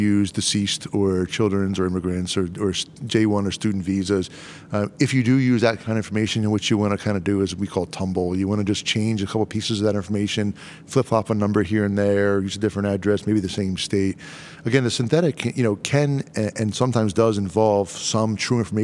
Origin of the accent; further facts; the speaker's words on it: Delaware, United States; we're both from Delaware